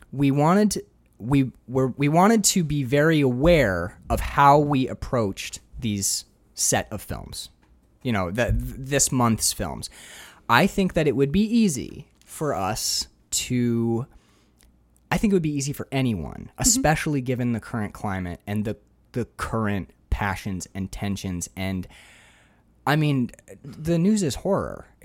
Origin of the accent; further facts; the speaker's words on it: Upper Peninsula of Michigan, United States; I'm from the Michigan? UP.